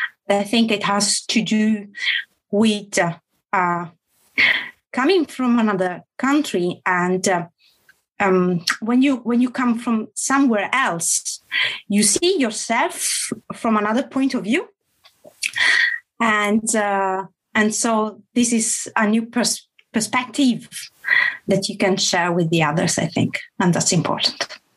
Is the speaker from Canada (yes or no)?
no; Italy; born there; English is a second language; moved away; also born or lived in Switzerland / Germany / England; I came here in 2013, so 7 years ago. And I was born in Italy, but then I used to live in Switzerland, Germany, England, and I came here.